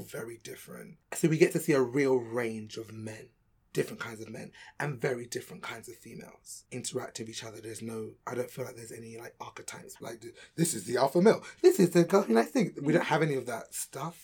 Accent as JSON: {"language": "English", "region": "London", "country": "United Kingdom", "said": "I'm from London"}